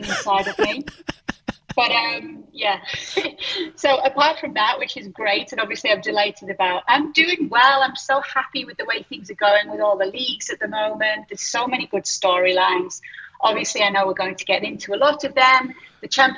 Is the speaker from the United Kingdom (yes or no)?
yes; Middlesbrough, North East England, United Kingdom; I'm from Middlesbrough, which is very close to Newcastle.